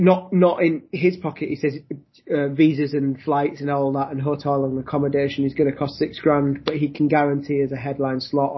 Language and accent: English; Leeds, Yorkshire and the Humber, United Kingdom; So we are a band from Leeds.